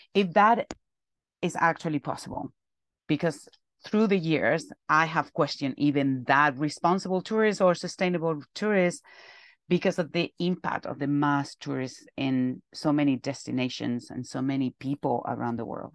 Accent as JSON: {"language": "English", "town": "Alcalá de Henares", "region": "Community of Madrid", "country": "Spain", "moved": "yes", "said": "I'm from Alcalá de Henares"}